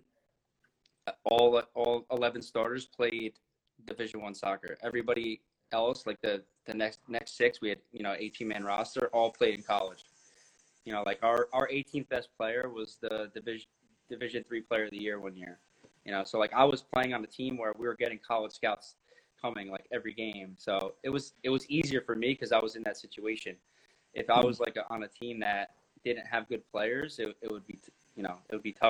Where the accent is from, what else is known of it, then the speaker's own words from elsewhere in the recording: New Jersey, United States; I'm from Jersey